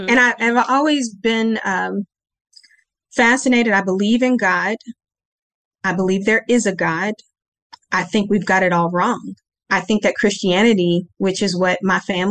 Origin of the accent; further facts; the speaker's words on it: Kansas City, United States; also born or lived in Ringgold, Louisiana; they all came to Kansas City when I was a baby, and that's where I was born and raised